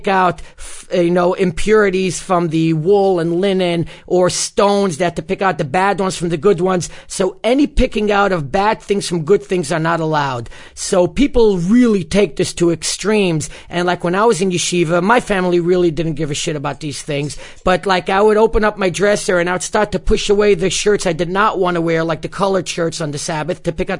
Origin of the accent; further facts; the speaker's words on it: New York City, New York, United States; the community I grew up in Bar Puck was one of the last remaining communities to adopt an Erev